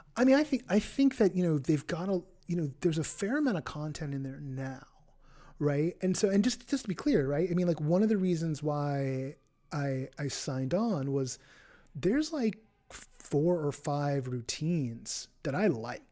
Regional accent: Bay Area, California, United States; I'm from the Bay Area

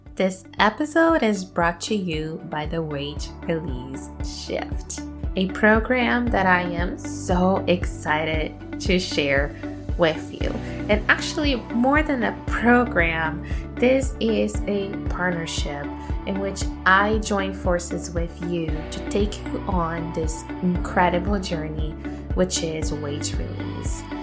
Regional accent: Brazil; moved away as an adult; now in Canada; I was born and raised in Brazil

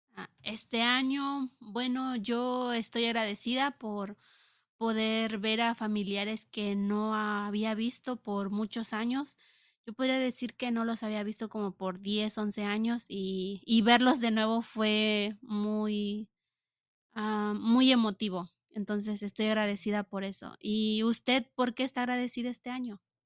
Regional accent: Mexico; now in United States; como mexicana

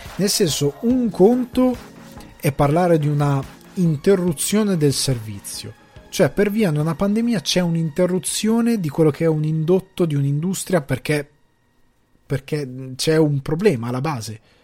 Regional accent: a small village in the Crema area, Lombardy, Italy; now in Ireland; io sia cresciuto in un paesino piccolo, io sono un campagnolo, il mio paese aveva una cosa che tanti altri paeselli della provincia cremasca non avevano

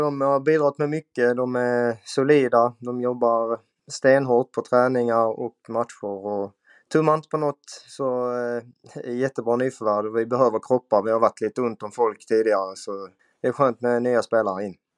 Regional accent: Skåne, Sweden; moved away as an adult; now in Umeå, Sweden; Jag är 27 år från Skåne som eh, numera spelar i Björklöven

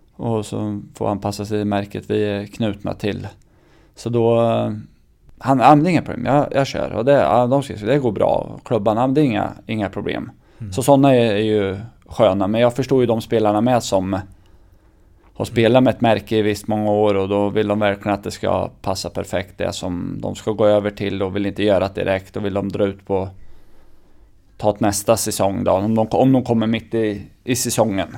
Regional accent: Örebro County, Sweden; also born or lived in Färjestad; man är uppväxt utanför Örebro här

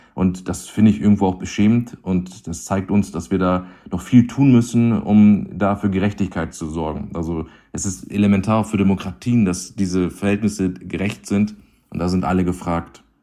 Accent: Hamburg, Germany; bin in Hamburg geboren

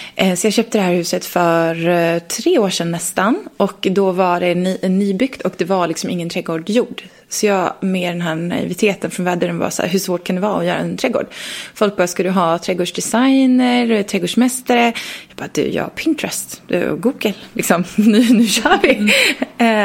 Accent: Leksand, Dalarna County, Sweden; jag är från Leksand

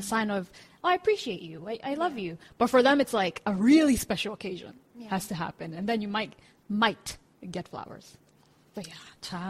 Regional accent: United States; moved away as an adult; now in South Korea; Where I'm from in the U.S., I've never heard of one-day classes, like pottery, flower making.

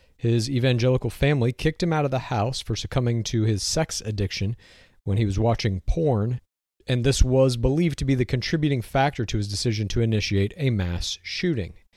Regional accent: Texas, United States; moved away; I grew up in Texas, eighteen years old

